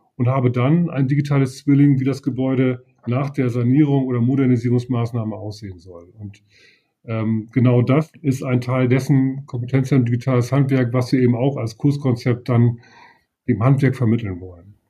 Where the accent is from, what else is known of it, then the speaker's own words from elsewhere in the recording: Leer, Lower Saxony, Germany; moved away as an adult; now in Oldenburg, Germany; Ich bin äh, gebürtiger aus Friese. Ich komme also aus Leer.